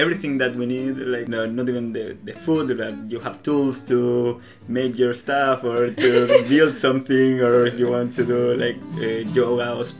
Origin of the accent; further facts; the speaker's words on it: Chile; accent: Latin; English is a second language; moved away as an adult; now in New Zealand; I'm from Chile.